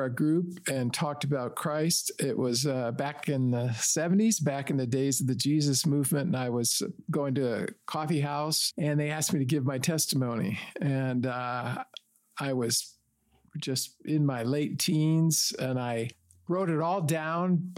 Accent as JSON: {"language": "English", "town": "Detroit", "region": "Michigan", "country": "United States", "tie": "born or raised there", "moved": "yes", "lives_now": "Chicago, United States", "said": "I grew up in the Detroit area"}